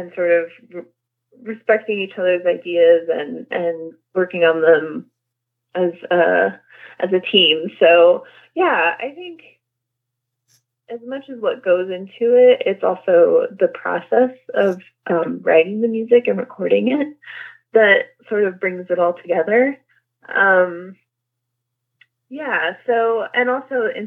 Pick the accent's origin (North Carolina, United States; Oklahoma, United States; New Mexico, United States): New Mexico, United States; also born or lived in Albuquerque, New Mexico; I grew up in New Mexico. I was born in Albuquerque, but I grew up in like a tiny, tiny little town in the country.